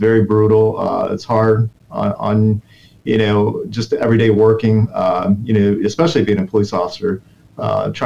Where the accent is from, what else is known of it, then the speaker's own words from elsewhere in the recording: Detroit, Michigan, United States; moved away as an adult; also born or lived in Incheon, South Korea / Florida; now in Orlando, United States; my family immigrated to Detroit, Michigan. And we wanted to get the American dream. And, you know, that's what happened. So we moved to Michigan, Detroit, Michigan. and I grew up there, went to my school there all the way up to high school.